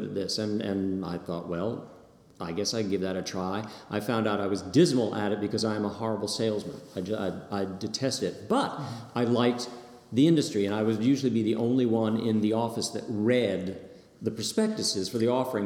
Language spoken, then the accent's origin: English; Princeton, New Jersey, United States; also born or lived in Virginia; now in North Carolina, United States; I was born in Princeton, New Jersey